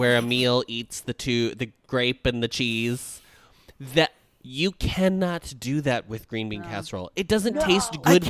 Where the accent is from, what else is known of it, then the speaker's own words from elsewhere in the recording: Midwest, United States; as a Midwesterner.